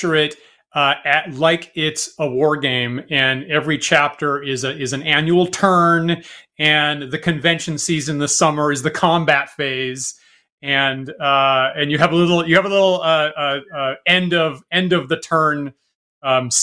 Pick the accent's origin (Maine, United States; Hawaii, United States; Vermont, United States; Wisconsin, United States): Maine, United States; also born or lived in Staten Island, New York; now in New York, United States; I grew up in Maine, went to school there